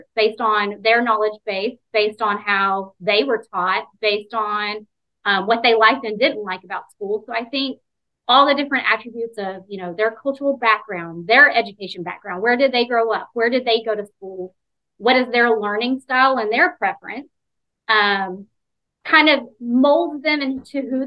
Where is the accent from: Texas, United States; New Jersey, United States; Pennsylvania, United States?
Texas, United States; East; moved away as an adult; now in Florida, United States; I grew up in East Texas